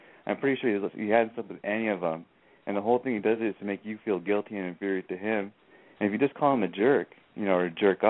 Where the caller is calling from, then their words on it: Hesperia, California, United States; I'm 30 years old. I'm in Hesperia.